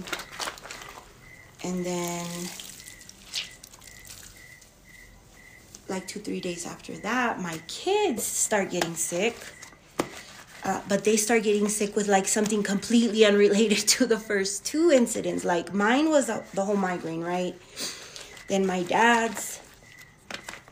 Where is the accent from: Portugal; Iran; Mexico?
Mexico; moved away; I'm in a small town in Mexico. I'm in my hometown